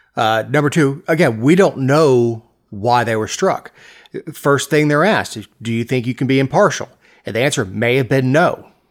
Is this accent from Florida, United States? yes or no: yes; Florida, United States; growing up in Florida, we didn't play a whole lot of hockey